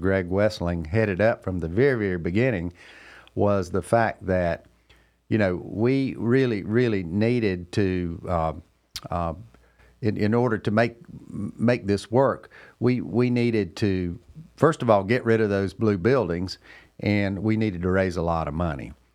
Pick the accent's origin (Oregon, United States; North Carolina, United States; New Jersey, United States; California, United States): North Carolina, United States; Cornelius; here in my hometown, Cornelius, North Carolina